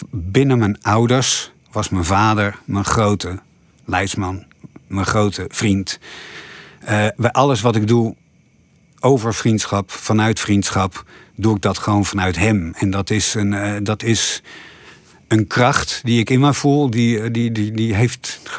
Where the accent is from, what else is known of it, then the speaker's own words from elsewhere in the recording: Dokkum, Friesland, Netherlands; also born or lived in Haarlem / Ede; ik ben geboren in Haarlem, ik ging toen naar Ede, toen naar Dokkum, daar heb ik laag school gezeten.